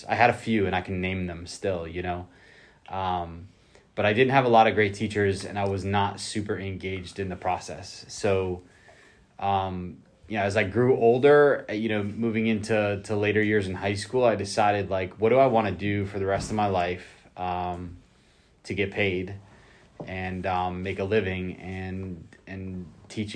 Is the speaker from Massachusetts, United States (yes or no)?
yes; north of Boston, Massachusetts, United States; moved away as an adult; also born or lived in Osceola County, Florida; now in Florida, United States; I grew up in a pretty diverse community north of Boston